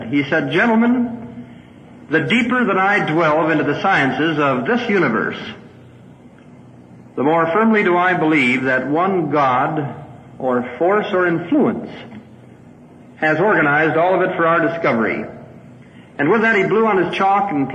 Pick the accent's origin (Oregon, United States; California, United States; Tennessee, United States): California, United States; Alhambra; I was born and raised here in Southern California, principally raised in a little town known as Alhambra